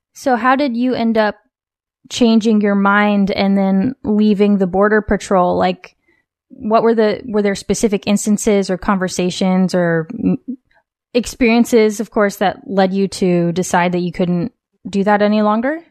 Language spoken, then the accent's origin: English; West Coast, United States; born or raised there